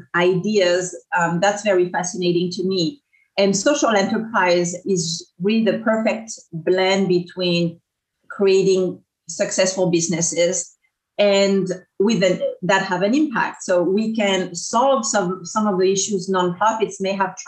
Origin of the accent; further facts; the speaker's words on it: France; English is a second language; moved away as an adult; now in Orange County, United States; So I grew up in France, so I'm a transplant. I landed in Orange County about 20 years ago, as you can probably tell from my accent